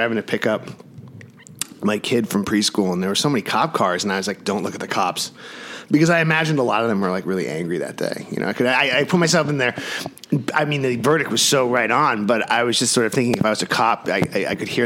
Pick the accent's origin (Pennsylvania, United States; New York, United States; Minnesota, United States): New York, United States; now in Los Angeles, United States; growing up in New York